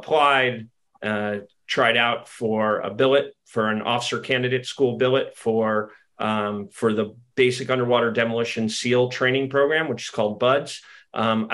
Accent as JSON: {"language": "English", "town": "Santa Cruz", "region": "California", "country": "United States", "tie": "born or raised there", "said": "I'm originally from California, from Northern California, a sleepy little surfer town called Santa Cruz"}